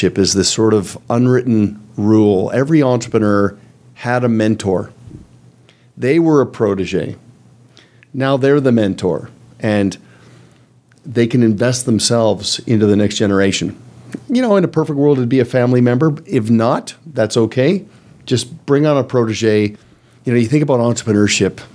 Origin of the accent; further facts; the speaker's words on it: Canada; I'm Canadian